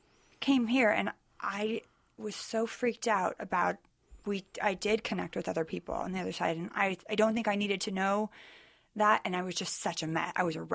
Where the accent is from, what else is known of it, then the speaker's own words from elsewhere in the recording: Sacramento, California, United States; now in Southern California, United States; Northern California.